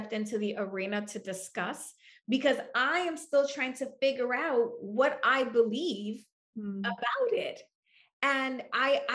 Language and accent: English; New York City, New York, United States; moved away; I'm from New York City. My family still lives there.